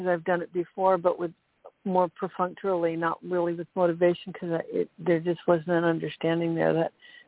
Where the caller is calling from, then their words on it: Monterey, California, United States; I'm calling from Monterey, Central Coast, California.